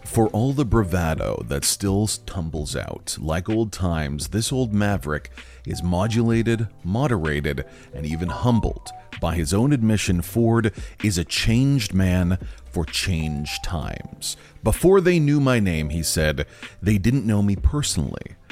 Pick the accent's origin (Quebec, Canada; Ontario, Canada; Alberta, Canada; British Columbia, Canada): Ontario, Canada; my hometown